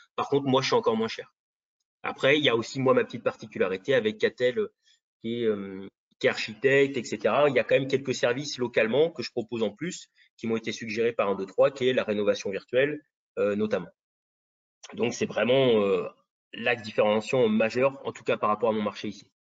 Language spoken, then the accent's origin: French; South Brittany, France; je suis originaire de la Bretagne, Bretagne Sud